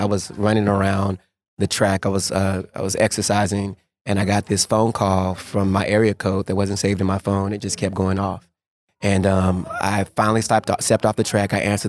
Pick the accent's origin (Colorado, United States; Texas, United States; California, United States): Texas, United States; Waco; Waco, Texas